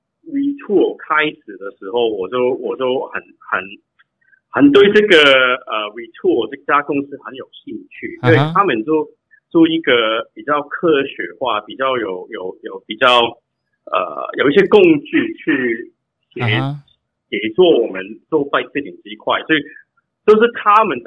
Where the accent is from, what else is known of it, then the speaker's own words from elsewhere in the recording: Canada; moved away as an adult; now in Taiwan; 我是从我是在加拿大长大的，